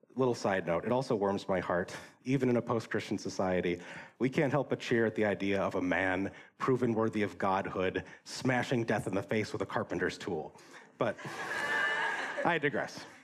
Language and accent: English; Wisconsin, United States; I grew up in Wisconsin